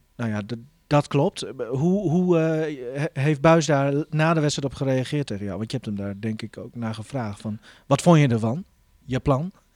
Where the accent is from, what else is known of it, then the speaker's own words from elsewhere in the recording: Groningen, Netherlands; wij als Groningers